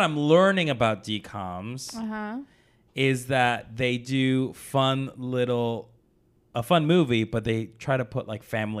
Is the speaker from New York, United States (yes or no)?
yes; New York, United States; I went to school in New York.